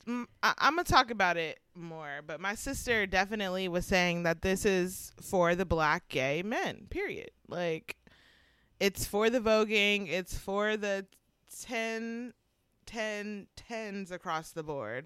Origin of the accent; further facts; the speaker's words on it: Georgia, United States; also born or lived in Syracuse; now in Pittsburgh, United States; when I was younger, living, growing up in Georgia